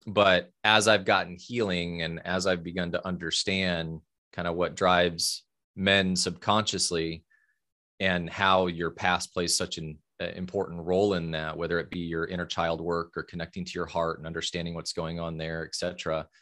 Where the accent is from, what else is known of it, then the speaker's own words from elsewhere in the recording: Fort Wayne, Indiana, United States; I grew up in Fort Wayne, Indiana, so Midwest, Midwest boy in the eighties